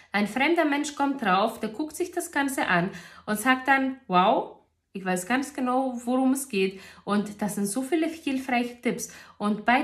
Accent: Greece; in Griechenland sagt man, also ich komme ja aus Griechenland und in Griechenland sagt man

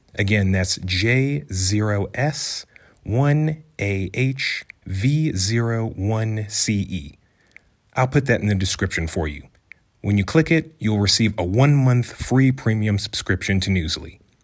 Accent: Maryland, United States; moved away as an adult; also born or lived in Los Angeles; now in Rwanda; I'm originally from Maryland, spent about three years in L A and now I'm in Rwanda

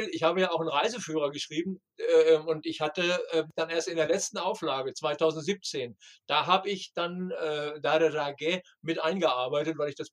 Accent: Bandar Abbas, Hormozgan, Iran; Hör mal, ich komme aus Bandar Abbas, ich bin Iranerin.

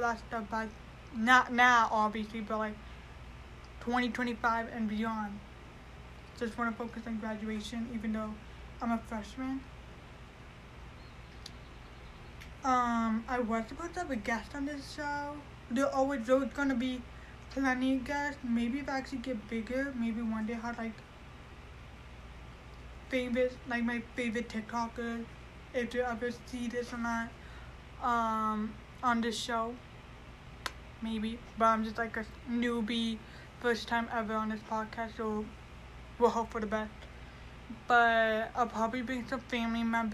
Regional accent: Mesa, Arizona, United States; also born or lived in Chandler, Arizona; I was born in Chandler, Arizona, raised in Mesa

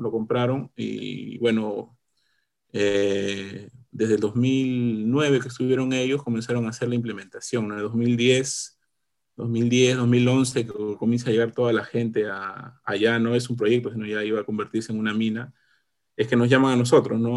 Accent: Lima, Peru; also born or lived in Congata, Arequipa, Peru; yo, nací en Arequipa. Estaba hasta los casi seis años, o un poco menos de repente, luego emigramos aquí a, Lima con, con, mi familia

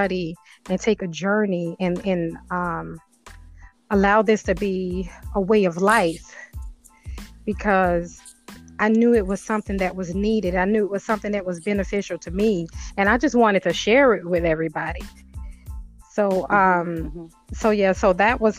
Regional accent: New Orleans, Louisiana, United States; now in Georgia, United States; I'm actually originally from New Orleans

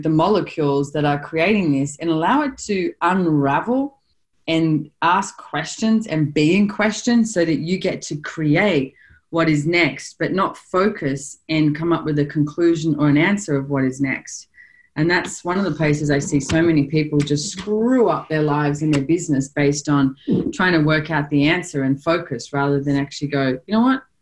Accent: Australia; as an Australian

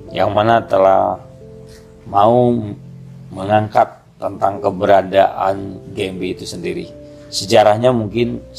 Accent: Bandung, West Java, Indonesia; saya besar di Sekelwa. Jadi kalau Sekelwa sekarang ini di daerah Pati Ukur sudah menjadi kota.

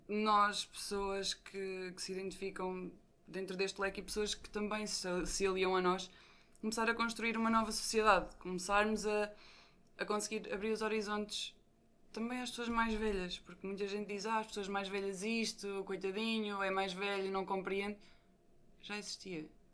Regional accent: Leiria, Centro, Portugal; sou de Leiria

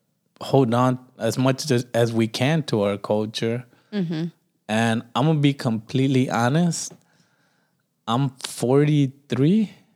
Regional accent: United States; we were raised in the United States.

